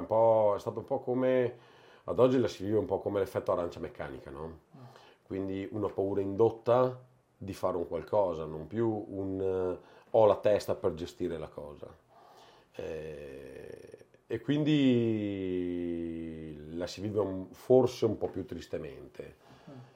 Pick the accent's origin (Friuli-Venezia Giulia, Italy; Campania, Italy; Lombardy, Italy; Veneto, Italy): Veneto, Italy; Castelfranco Veneto; io sono di Castelfranco, ma beh, Treviso